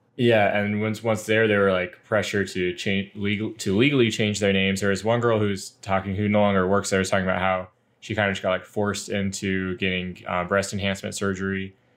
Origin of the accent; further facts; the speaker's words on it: United States; me being an American English speaker